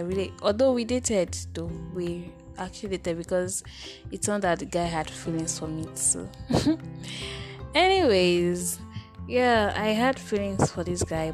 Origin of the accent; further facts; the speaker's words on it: Nigeria; in Nigeria, as a Nigerian babe